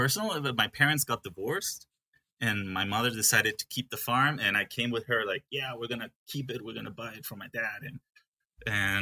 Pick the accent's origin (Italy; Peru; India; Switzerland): Peru; English is a second language; also born or lived in Guatemala / Germany; I grew up in Peru, a little bit in Guatemala, and then I went 2 years to Germany to study.